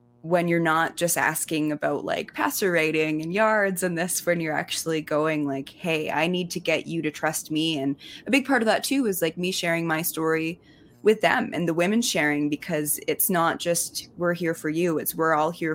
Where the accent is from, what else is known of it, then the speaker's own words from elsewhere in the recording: Kimberley, British Columbia, Canada; moved away; I'm from Kimberley